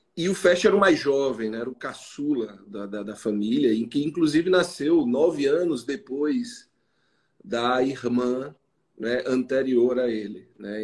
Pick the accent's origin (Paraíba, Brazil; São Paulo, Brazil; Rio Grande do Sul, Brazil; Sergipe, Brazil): Paraíba, Brazil; João Pessoa; eu sou psicólogo, sou de João Pessoa